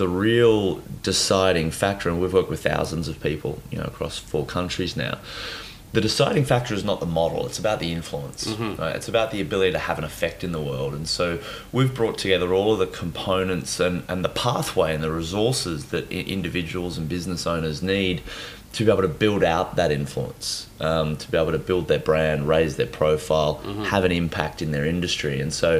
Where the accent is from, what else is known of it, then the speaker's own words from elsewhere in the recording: Nowra, New South Wales, Australia; So I was born in New South Wales, a little town called Nowra